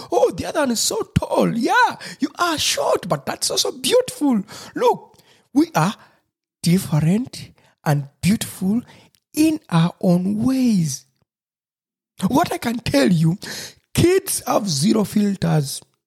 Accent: Busoga, Uganda; first language Lusoga; English is a second language; my mother tongue, lusoga

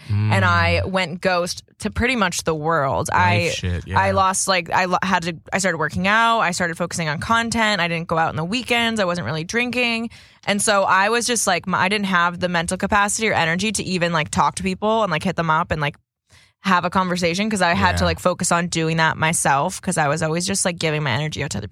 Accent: Boston, Massachusetts, United States; as us Boston folk would say

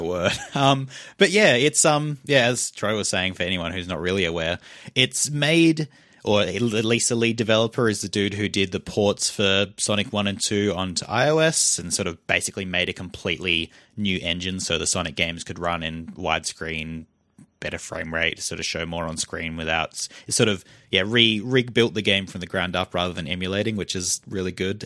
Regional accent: Australia; accent: Australian; we're from Australia, if you couldn't tell from our weird, horrible voices

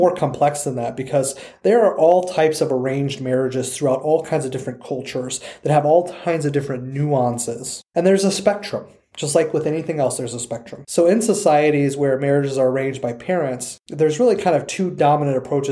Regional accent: United States; us as people who live in the United States culturally, who have been born and raised in the United States

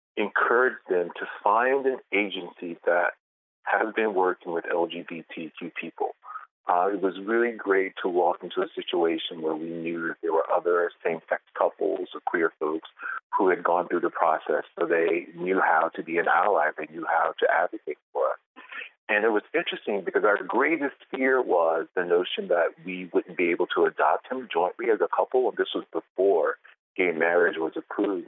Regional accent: the South, United States; I'm from the South, born and raised

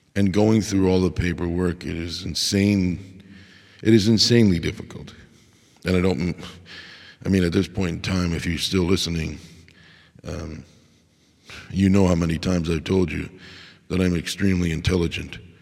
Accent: United States; I am an American

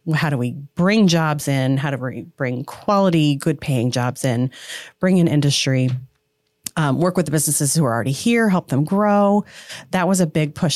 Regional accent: Portage County, Ohio, United States; moved away; also born or lived in Florida; I grew up in Portage County, moved to Florida, came back

